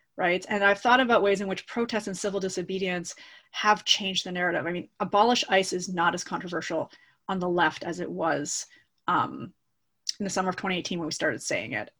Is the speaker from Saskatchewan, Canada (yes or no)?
no; Toronto, Ontario, Canada; I'm a Canadian. I grew up in Toronto.